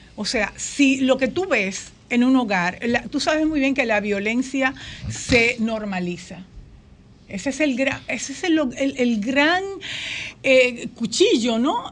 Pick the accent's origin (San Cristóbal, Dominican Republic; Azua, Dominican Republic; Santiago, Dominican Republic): Azua, Dominican Republic; yo vengo de un pueblo en el que todo el mundo leía